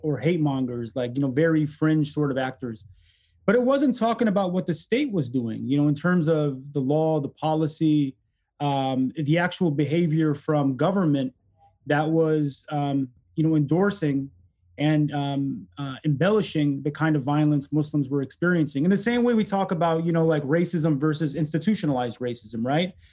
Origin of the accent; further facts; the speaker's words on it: Detroit, Michigan, United States; also born or lived in Egypt; growing up in Detroit really politicized me